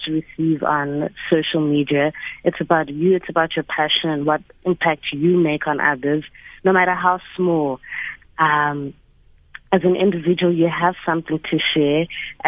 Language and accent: English; South Africa; being a South African woman